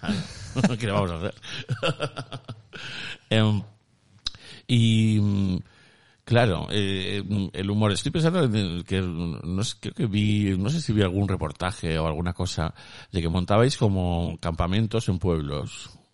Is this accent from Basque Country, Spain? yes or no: yes; Basque Country, Spain; yo soy vasco